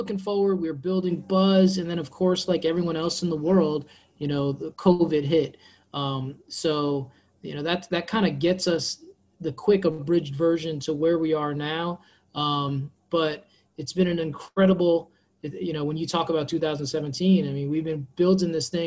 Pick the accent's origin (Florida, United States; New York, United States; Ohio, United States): Florida, United States; I born and raised in Florida, played soccer my entire life